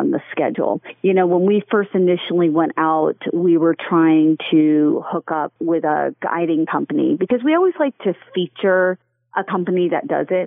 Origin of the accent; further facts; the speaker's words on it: Flathead area, Montana, United States; I am from Montana, up in the Flathead area